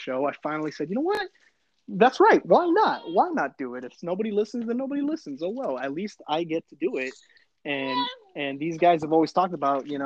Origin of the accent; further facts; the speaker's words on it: San Fernando Valley, California, United States; moved away; also born or lived in Arizona; When I moved to Arizona, I was such a Cali kid. I was such a Valley kid